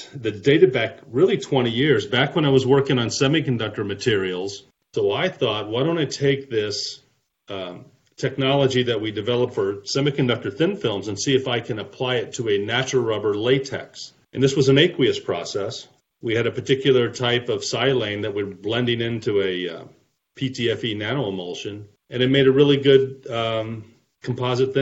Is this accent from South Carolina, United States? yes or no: no; St. Louis, Missouri, United States; moved away as an adult; also born or lived in Houston, Texas; now in Atlanta, United States; originally from St. Louis area, born and raised